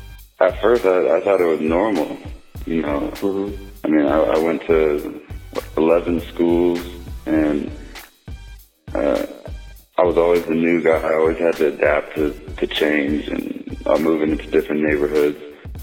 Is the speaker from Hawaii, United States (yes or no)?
no; Richmond, Indiana, United States; born there; Well, yeah, I was born in Richmond, Indiana, and my mother and father were both like break dancers.